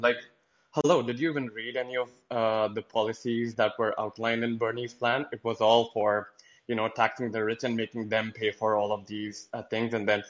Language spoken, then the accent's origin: English; Canada; I mean, I'm from Canada, so I don't want to sound off like the smug Canadian who, you know, talks down to Americans.